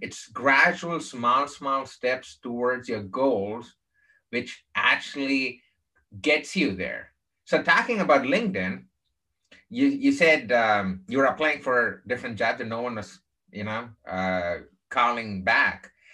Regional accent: Chennai, Tamil Nadu, India; moved away; also born or lived in Texas; I grew up in the southern part of India um, in a place called Chennai

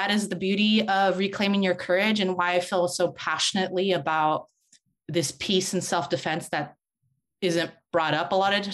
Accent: San Francisco, California, United States; I was born and raised in San Francisco.

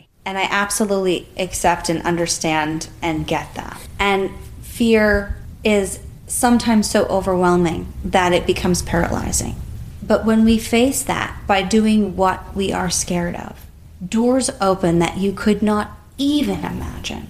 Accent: United States; we've lived our life as an American culture

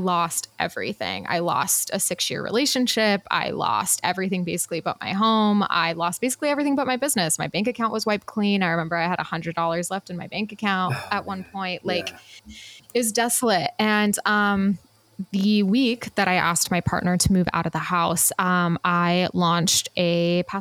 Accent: Utah, United States; I was raised Mormon in Utah

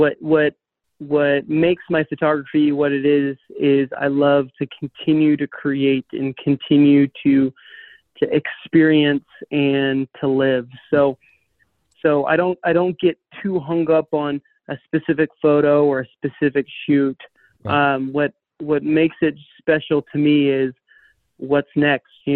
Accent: Tempe, Arizona, United States; also born or lived in Mesa, Arizona; I was born and raised in Tempe, Arizona, and Mesa.

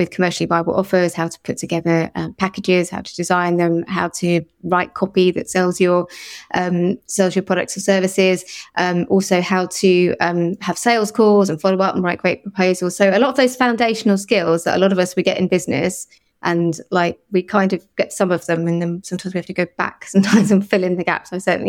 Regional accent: Liverpool, North West England, United Kingdom; born there; I was actually, although it doesn't sound like it, I was born in Liverpool, and I think it's an amazing place and a wonderful city, and I certainly feel very at home there.

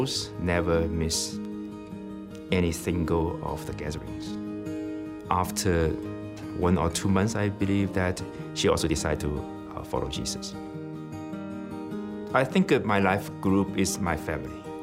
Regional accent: China; moved away as an adult; I'm from China

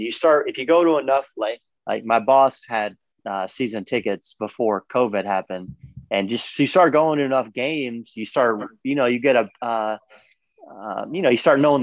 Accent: New York, United States; now in Raleigh, United States; I'm from New York.

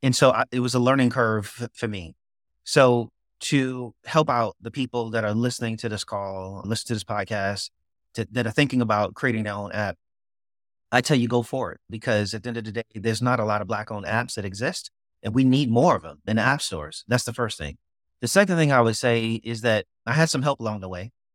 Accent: New York City, New York, United States; now in Durham, United States; I was born and raised in Brooklyn

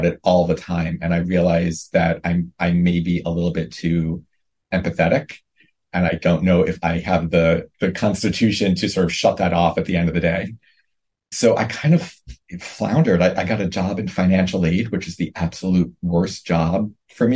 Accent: New York City, New York, United States; I grew up in Brooklyn

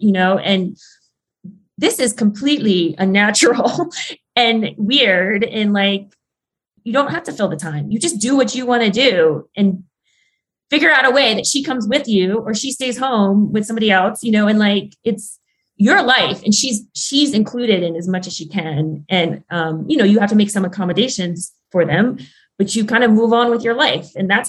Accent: Ireland; Like I'm Irish in the stories in Ireland are almost like so similar to the stories in the Arctic.

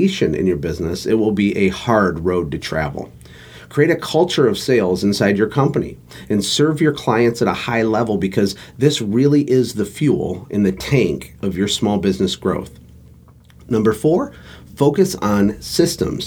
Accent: Flint, Michigan, United States; I was born in Flint, Michigan to a lower middle class working family

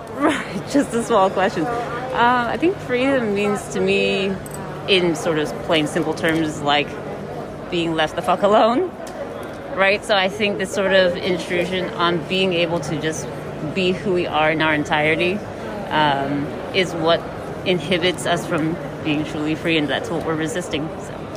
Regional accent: Fullerton, California, United States; I'm from Fullerton, California

